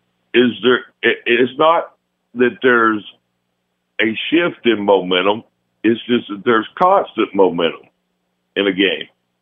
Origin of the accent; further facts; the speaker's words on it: Gadsden, Alabama, United States; Talked about guys from my hometown of Gadsden, Alabama, that he played for.